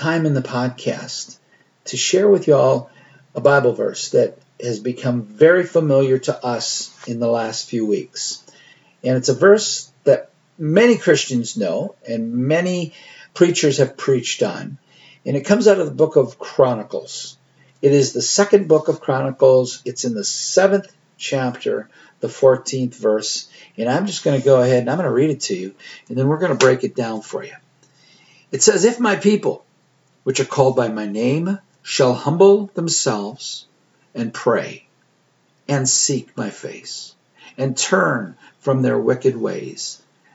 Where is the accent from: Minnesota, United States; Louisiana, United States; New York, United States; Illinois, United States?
Minnesota, United States; Austin; moved away; the word Austin, of course, my hometown